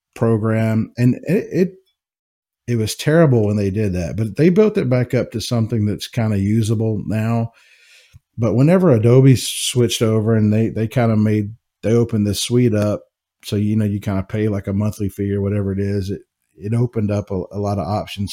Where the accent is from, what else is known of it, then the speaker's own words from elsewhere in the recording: Jackson, Mississippi, United States; moved away as an adult; also born or lived in Knoxville, Tennessee; now in Kentucky, United States; I was born and raised in Jackson, Mississippi. Um, so, I'm a Southern boy